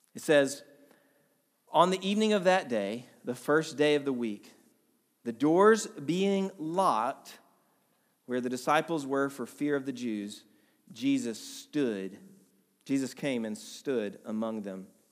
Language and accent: English; Atlanta, Georgia, United States; moved away as an adult; also born or lived in Vermont; we're from Atlanta originally. We moved to Vermont back in two thousand twelve